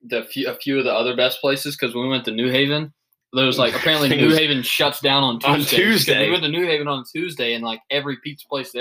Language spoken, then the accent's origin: English; the South, United States; growing up in the South, I wasn't exposed to like margarita style pizza